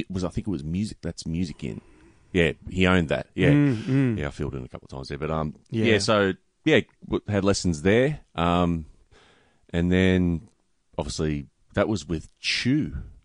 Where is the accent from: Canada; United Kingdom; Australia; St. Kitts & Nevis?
Australia; Melbourne, Victoria; Grew up in Watsonia, you know, obviously near Greensboro.